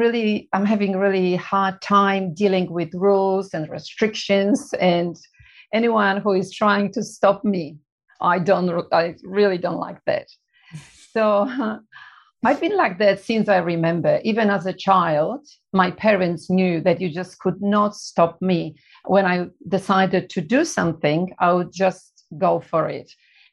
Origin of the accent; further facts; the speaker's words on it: Poland; English is a second language; moved away as an adult; also born or lived in Melbourne, Australia; now in Australia; when I was growing up in Poland, we were poor.